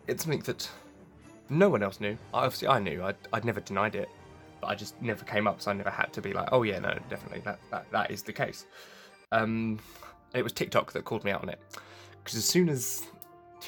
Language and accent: English; England, United Kingdom; I'm English